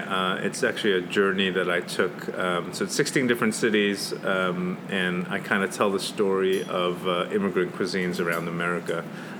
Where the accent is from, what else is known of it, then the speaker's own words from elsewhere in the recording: New York, United States; now in Louisville, United States; I came from New York 16 years ago, and I feel like I found my voice in Louisville.